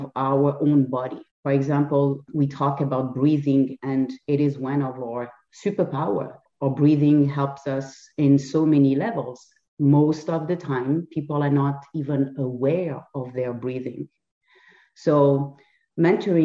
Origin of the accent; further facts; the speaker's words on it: France; English is a second language; moved away as an adult; also born or lived in Lisbon, Portugal; now in Canada; I was not born in Canada. I was born and raised in France, but I lived in Lisbon for 7 years in Portugal